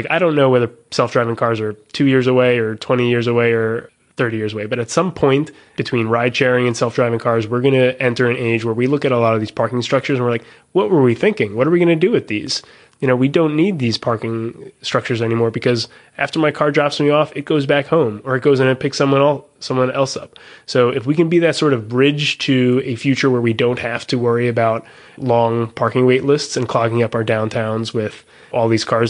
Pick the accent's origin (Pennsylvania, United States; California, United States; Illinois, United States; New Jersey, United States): New Jersey, United States; Cranford; I grew up in Cranford, moved away, came back 11 years later